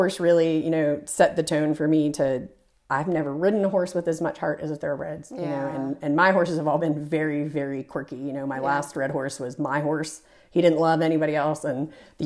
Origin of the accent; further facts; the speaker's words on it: Canfield, Ohio, United States; I'm actually from a little tiny farming town in northeastern Ohio called Canfield, Ohio.